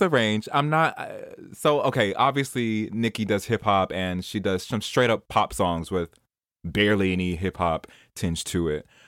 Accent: New York City, New York, United States; moved away; I'm from Jamaica Queens.

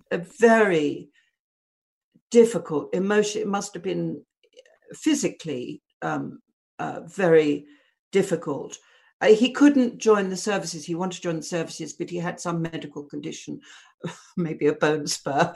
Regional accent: Southend-on-Sea, East of England, United Kingdom; born or raised there; now in London, United Kingdom

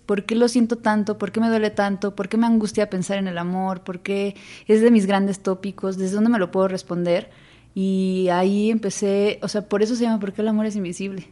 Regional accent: Xalapa, Veracruz, Mexico; moved away; soy jalapeña y creo que, pues sí, eso hay algo pienso que uno, eh, o sea, el carácter, sí, es, sí te constituye donde creciste. Entonces yo crecí en una ciudad donde no sale el sol.

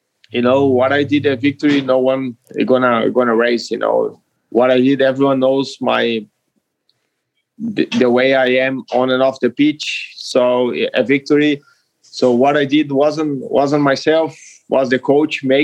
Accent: Caxias do Sul, Rio Grande do Sul, Brazil; English is a second language; moved away as an adult; also born or lived in Melbourne, Australia / Wellington, New Zealand; Juventude here, my hometown

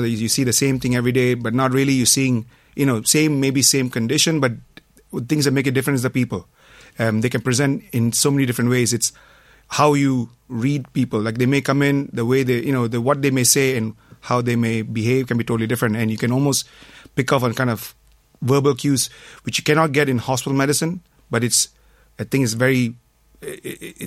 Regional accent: Malaysia; moved away as an adult; now in Ireland; I'm from Malaysia. I came to Ireland back in 97

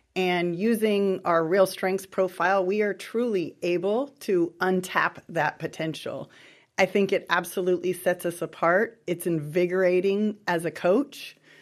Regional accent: Los Angeles, California, United States; moved away as an adult; now in San Diego, United States; born and raised in Southern California, really the, the San Fernando Valley, L A area.

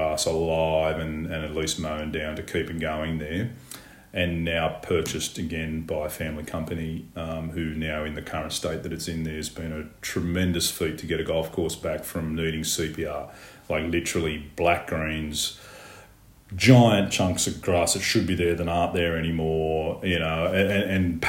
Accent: Charlestown, New South Wales, Australia; Charlestown Golf Course, which is my hometown

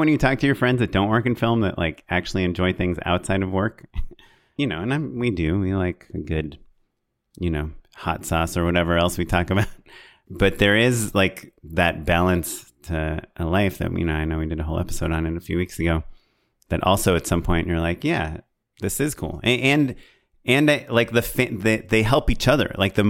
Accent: Orange County, California, United States; I'm from Orange County

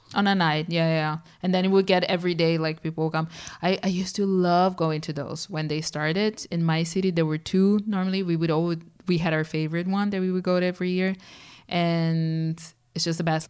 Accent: São Paulo, Brazil; growing up in Sao Paulo

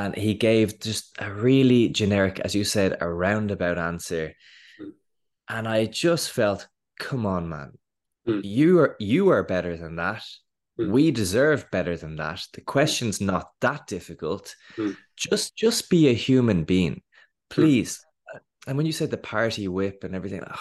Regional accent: Dublin, Leinster, Ireland; I grew up in Dublin

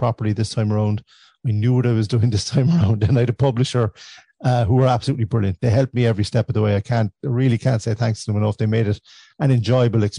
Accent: West Cork, Munster, Ireland; growing up in West Cork as a young fella

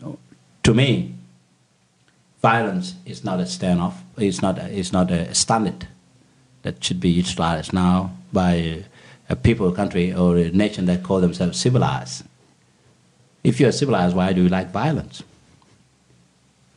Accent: Bor, Jonglei, South Sudan; now in Sydney, Australia; in South Sudan, actually in my hometown of Bor.

